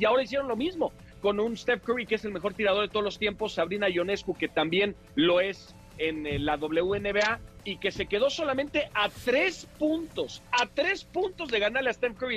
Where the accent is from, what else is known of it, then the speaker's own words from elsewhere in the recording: Mexico; para los mexicanos nos debe dar mucho orgullo. Es que yo sé que luego somos bien malinchistas